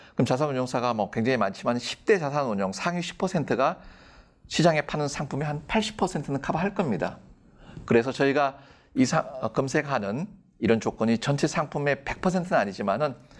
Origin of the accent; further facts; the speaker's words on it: South Korea; 저는 한국인이고